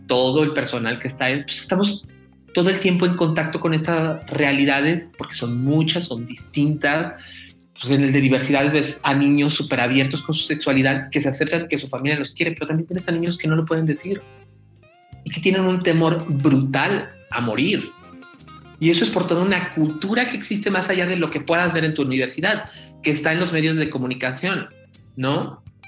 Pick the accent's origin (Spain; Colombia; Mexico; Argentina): Mexico; somos más allá de mexicanos